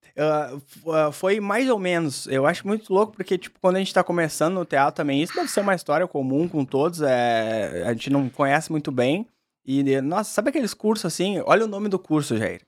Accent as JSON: {"language": "Portuguese", "town": "Caxias do Sul", "region": "Rio Grande do Sul", "country": "Brazil", "tie": "born or raised there", "also_born_or_lived": "Porto Alegre", "said": "Sou natural de Caxias do Sul"}